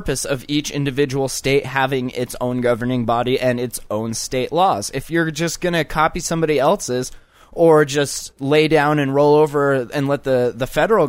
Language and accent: English; Lancaster, California, United States; born there; And I was born there. Not in Hollywood, but I was born in Lancaster.